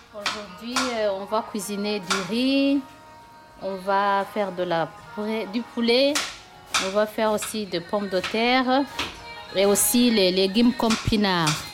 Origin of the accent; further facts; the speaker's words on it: Burundi; moved away; chez nous, au Burundi